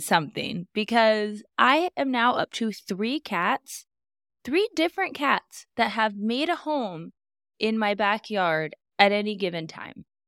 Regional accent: Alaska, United States; where I grew up in Alaska

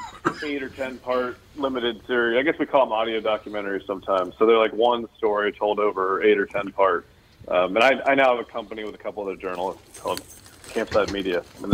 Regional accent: Maryland, United States; I actually grew up in a small town in western Maryland. Appalachia would be the area.

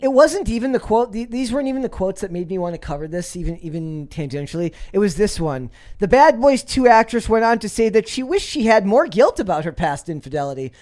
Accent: Minnesota, United States; I'm from Minnesota

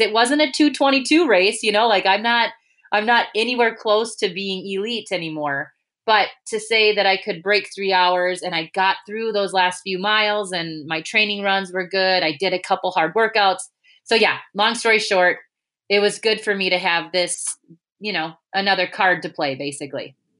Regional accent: United States; we're American

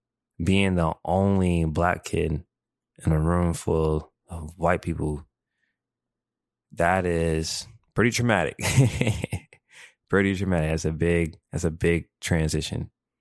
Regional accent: Japan; also born or lived in Mississippi, United States; now in United States; It's funny how I grew up, because growing up in Japan, I was that guy. I felt, you know, I was that guy. You couldn't tell me nothing. I was that guy. And then when I moved to Mississippi, it's like I was that guy, but I had to do it humbly.

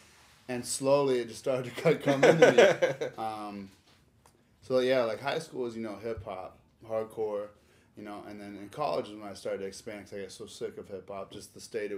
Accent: Nebraska, United States; moved away as an adult; now in Orlando, United States; I was born in Nebraska. I moved to Orlando when I was 18

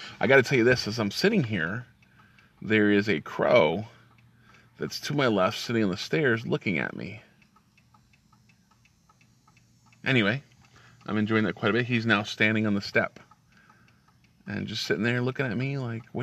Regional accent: the North, United States; now in the South, United States; I live in the South now, and I'm originally from the North.

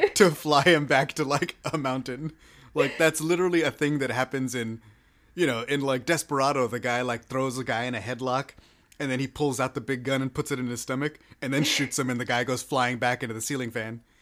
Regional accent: Texas, United States; I'm a Texan

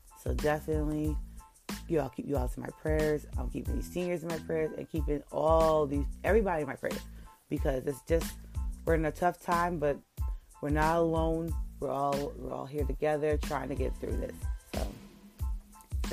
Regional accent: New York, United States; I'm from New York, so our high schools like to really get out around June

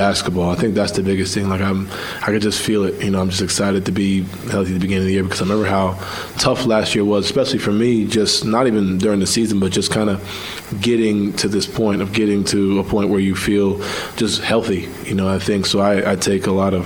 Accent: New York, United States; I'm from New York where everything's like, you know, quicker

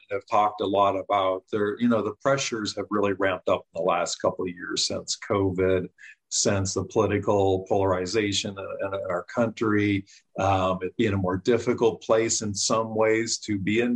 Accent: Canada; moved away as an adult; now in United States; I grew up in Canada, came to the U.S. in 93 to get my master's in counseling

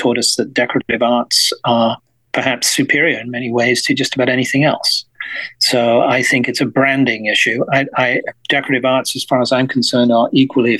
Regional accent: West Midlands of England, United Kingdom; I grew up in the West Midlands of England

